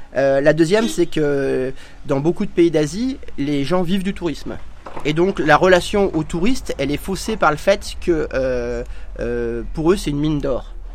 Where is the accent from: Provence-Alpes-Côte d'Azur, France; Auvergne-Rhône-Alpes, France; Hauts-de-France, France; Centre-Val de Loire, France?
Auvergne-Rhône-Alpes, France; Ain; moved away as an adult; now in India; j'ai grandi dans l'Ain